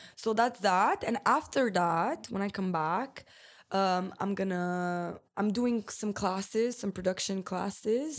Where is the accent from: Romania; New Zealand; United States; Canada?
Romania; I'm Eastern European. I'm from Romania